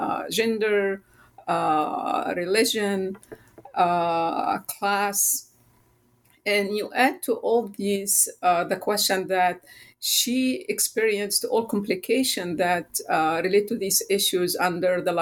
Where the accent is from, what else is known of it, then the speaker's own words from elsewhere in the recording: Egypt; moved away as an adult; now in United States; I was born and raised in Egypt